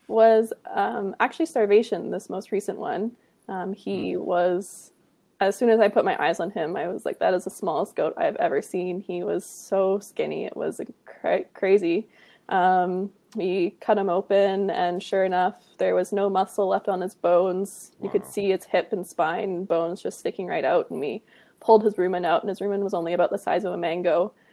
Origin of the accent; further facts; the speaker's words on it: Kamloops, British Columbia, Canada; also born or lived in Penticton; now in Kelowna, Canada; I grew up in Kamloops, British Columbia